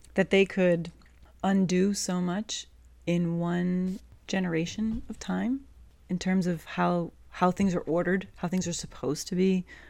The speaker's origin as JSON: {"language": "English", "region": "Massachusetts", "country": "United States", "tie": "born or raised there", "said": "I grew up in Massachusetts."}